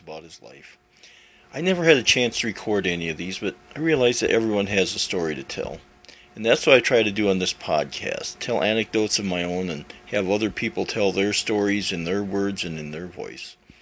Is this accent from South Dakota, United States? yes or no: yes; South Dakota, United States; Growing up on the plains of South Dakota